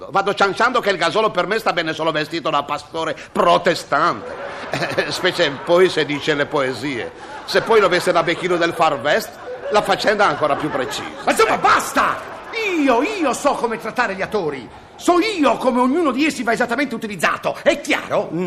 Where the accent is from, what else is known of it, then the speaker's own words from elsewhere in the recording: Genoa, Liguria, Italy; scusi io sa, sono genovese ogni tanto...